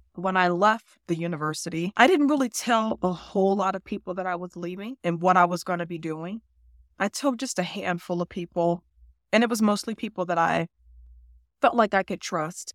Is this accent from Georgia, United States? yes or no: no; Cleveland, Ohio, United States; I grew up in the inner city of Cleveland